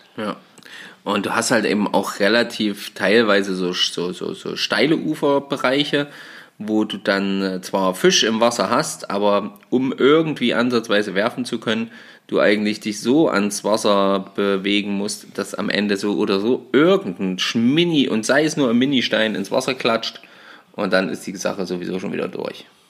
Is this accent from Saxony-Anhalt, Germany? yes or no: yes; Saxony-Anhalt, Germany; bei uns in Sachsen-Anhalt